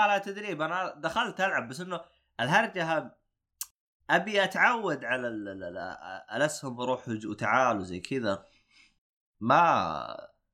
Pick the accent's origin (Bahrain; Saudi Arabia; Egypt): Saudi Arabia; عندنا بالسعوديه